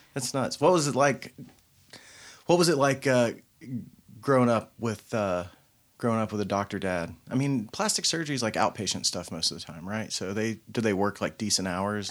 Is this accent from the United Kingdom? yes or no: no; Knoxville, Tennessee, United States